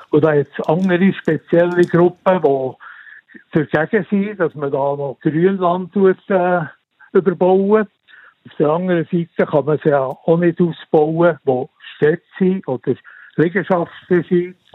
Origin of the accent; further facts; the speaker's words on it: Switzerland; das sind wir Schweizer